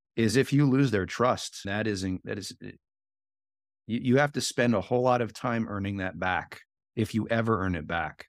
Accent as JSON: {"language": "English", "town": "Philadelphia", "region": "Pennsylvania", "country": "United States", "said": "I'm from Philly"}